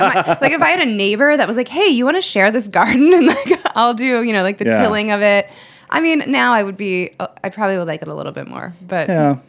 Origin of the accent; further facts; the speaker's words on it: Cleveland, Ohio, United States; And my mom, I grew up in right outside of Cleveland, and my mom had a garden in the backyard.